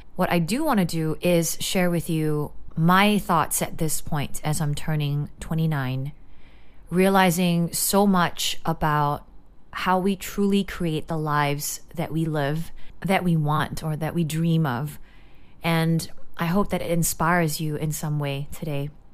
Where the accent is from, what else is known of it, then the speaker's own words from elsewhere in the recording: Singapore; growing up in Singapore